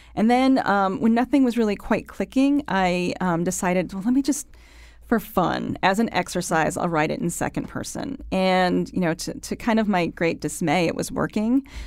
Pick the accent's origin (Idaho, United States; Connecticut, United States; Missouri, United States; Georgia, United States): Connecticut, United States; Waterbury; moved away; I'm from Connecticut